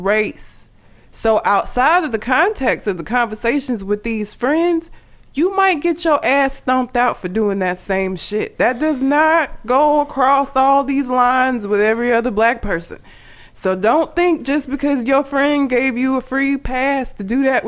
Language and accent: English; Sylacauga, Alabama, United States; also born or lived in Talladega, Alabama; I'm from Talladega in Sylacauga, Alabama